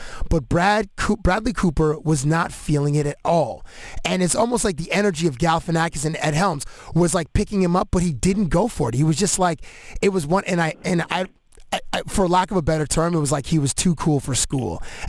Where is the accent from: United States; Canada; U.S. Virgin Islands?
Canada; I identified myself as Canadian